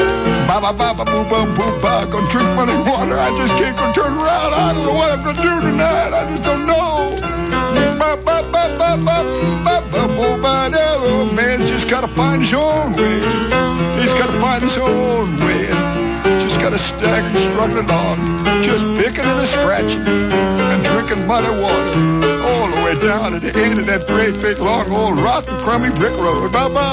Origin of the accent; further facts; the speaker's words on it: Chicago, Illinois, United States; Yeah, I'm from Chicago. That wind blows cold down State Street, whistles along Randolph